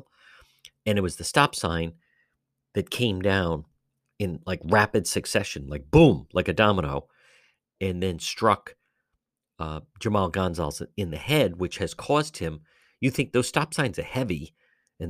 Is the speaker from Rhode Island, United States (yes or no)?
yes; Cranston, Rhode Island, United States; I'm originally from Cranston. I grew up in the Edgewood area